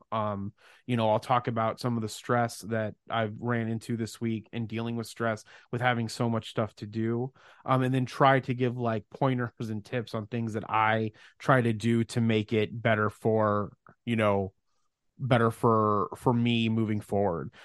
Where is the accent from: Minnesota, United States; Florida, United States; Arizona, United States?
Arizona, United States; Mesa; I'm from Mesa, Phoenix, Arizona, although our businesses are in Mesa, Arizona.